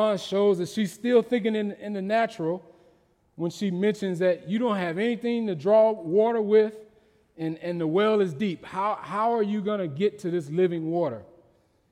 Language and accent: English; Mississippi, United States; growing up in Mississippi